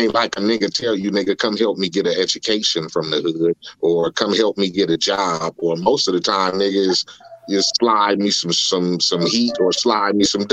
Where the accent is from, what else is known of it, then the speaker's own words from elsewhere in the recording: Compton, California, United States; moved away as an adult; also born or lived in Corona, California; growing up in Compton